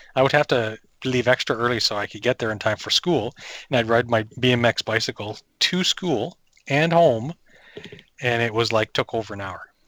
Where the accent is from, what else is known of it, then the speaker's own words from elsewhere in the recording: New Brunswick, Canada; I grew up in New Brunswick, and we would camp